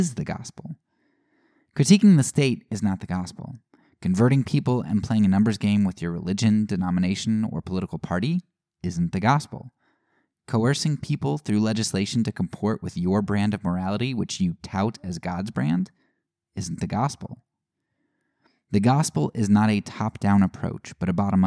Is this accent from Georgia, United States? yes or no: no; Annville, Pennsylvania, United States; I'm from a small town. I always say, you know, Lancaster, because people know Amish. But I'm from Anvil